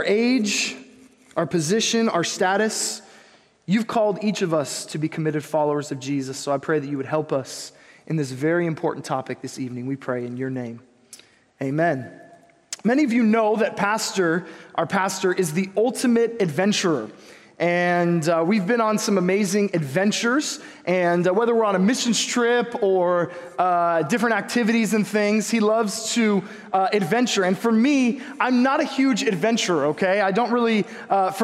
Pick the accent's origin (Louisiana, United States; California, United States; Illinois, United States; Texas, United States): California, United States; Huntington Beach; I grew up in Huntington Beach.